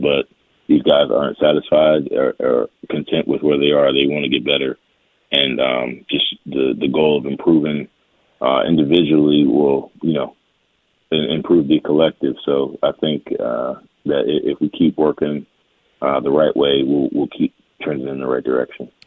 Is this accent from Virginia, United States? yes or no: yes; Richmond, Virginia, United States; growing up in Richmond